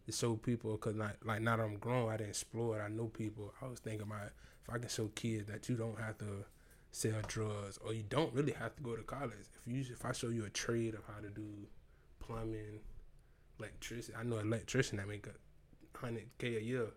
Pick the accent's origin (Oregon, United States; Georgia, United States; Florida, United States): Florida, United States; Tampa; growing up, I'm from Sulphur Springs